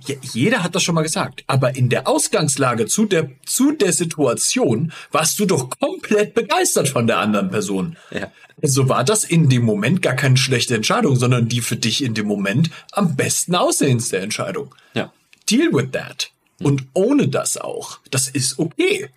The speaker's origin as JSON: {"language": "German", "town": "Giessen", "region": "Hesse", "country": "Germany", "tie": "born or raised there", "said": "ich bin in Gießen aufgewachsen"}